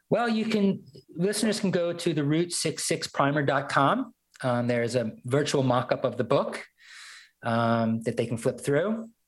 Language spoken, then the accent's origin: English; Brooklyn, New York, United States; now in Northwest Arkansas, United States; One was moving to Northwest Arkansas from Brooklyn. You know, uh, here I am. I'm a New Yorker.